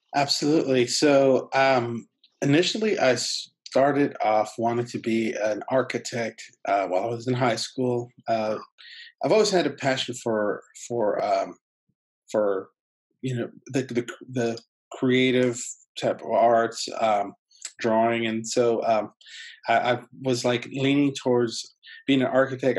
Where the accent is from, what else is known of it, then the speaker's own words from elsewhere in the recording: San Diego, California, United States; first language Spanish; English is a second language; I grew up in San Diego, so I did it through the school district there